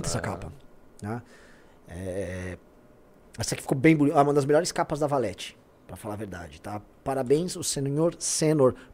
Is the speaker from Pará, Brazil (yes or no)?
no; São Paulo, Brazil; Eu, eu nasci na Vila Prudente e morei na Moca até os 10 anos de, 8 anos, até os 8 anos de idade.